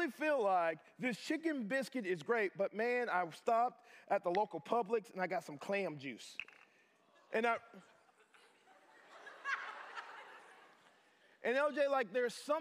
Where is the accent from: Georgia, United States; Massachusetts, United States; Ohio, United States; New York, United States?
Georgia, United States; Atlanta; now in Nashville, United States; I'm originally from Atlanta, Georgia